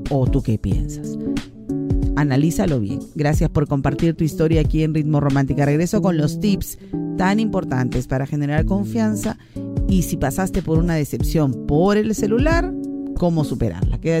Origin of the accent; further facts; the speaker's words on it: Lima, Peru; now in Trujillo, Peru; Yo no tengo a nadie aquí. Yo no soy de Trujillo, yo soy de Lima. Pero no sé si irme a Lima o alejarme buscando otro lugar para vivir.